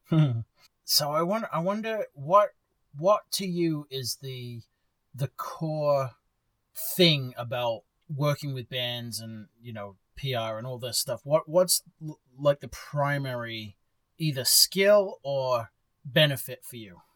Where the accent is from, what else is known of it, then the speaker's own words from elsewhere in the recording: Bexhill, South East England, United Kingdom; now in Texas, United States; my hometown of Bexhill